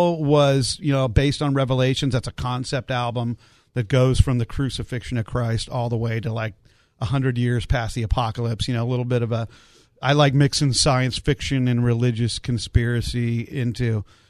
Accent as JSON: {"language": "English", "region": "Alaska", "country": "United States", "tie": "born or raised there", "also_born_or_lived": "San Diego, California", "said": "lived in Alaska. My parents moved up there for the big pipeline boom and jobs, and my uncle was up there. So I grew up in Alaska"}